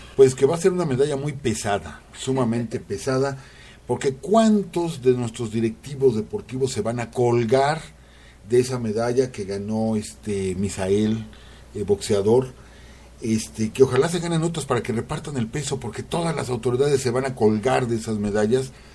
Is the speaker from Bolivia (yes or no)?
no; Cotija de la Paz, Michoacán, Mexico; moved away; yo nací ahí, en Cotija de la Paz